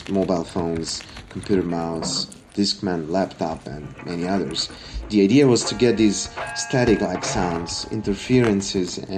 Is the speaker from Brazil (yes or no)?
no; Belgrade, Serbia; I come from Belgrade